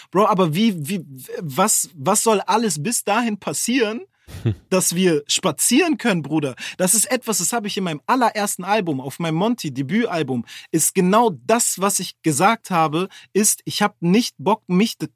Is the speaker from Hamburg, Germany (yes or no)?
yes; Hamburg, Germany; Ah, ja, ich komme von da, ich komme aus Bildstedt, Horn.